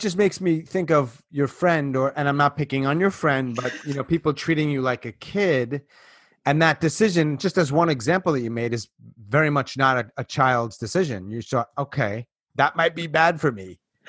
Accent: New York, United States; moved away; I'm originally from New York

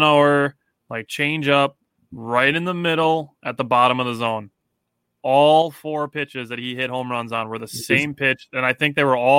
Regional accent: Kiel, Wisconsin, United States; Kiel, where Jake and I are from.

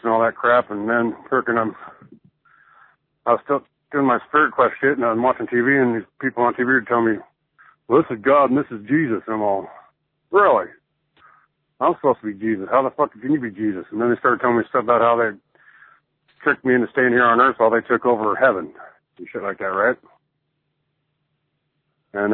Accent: Salt Lake City, Utah, United States; also born or lived in California; I grew up here in Salt Lake, and I was exposed to this Mormonism shit. I moved to California for a while, and I came back.

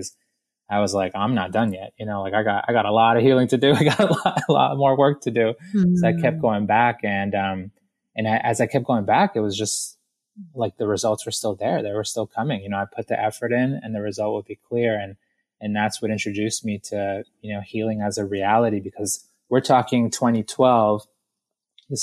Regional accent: Boston, Massachusetts, United States; also born or lived in Guayaquil, Ecuador; I was born in Guayaquil, Ecuador, in South America, and we emigrated to Boston. And so I got to Boston when I was about 4 years old.

